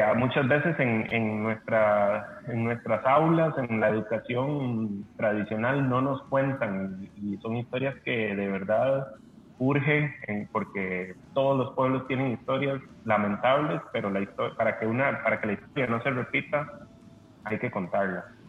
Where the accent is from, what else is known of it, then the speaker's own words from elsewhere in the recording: Costa Rica; nosotros como costarricenses, como, como parte de, de, esta, de este pedazo de tierra